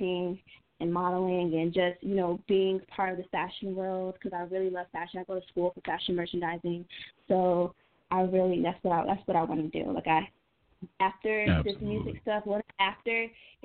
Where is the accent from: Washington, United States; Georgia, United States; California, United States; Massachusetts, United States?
Georgia, United States; Atlanta; I'm not just a girl from Atlanta